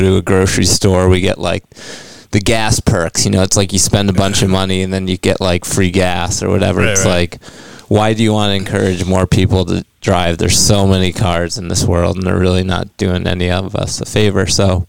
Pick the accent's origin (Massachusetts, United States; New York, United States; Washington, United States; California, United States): New York, United States; moved away; Oh, this is back in New York State.